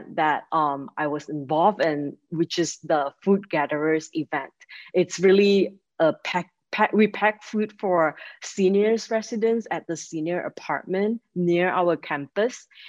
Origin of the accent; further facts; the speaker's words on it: Malaysia; moved away as an adult; also born or lived in Michigan, United States; now in Chicago, United States; I'm originally from Malaysia, and I came to the United States 15 years ago for college